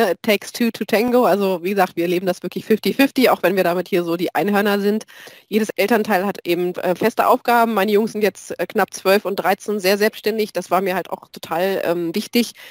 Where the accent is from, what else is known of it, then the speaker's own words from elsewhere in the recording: East Germany, Germany; ich komme aus dem Osten, da ist das halt mit Grippe.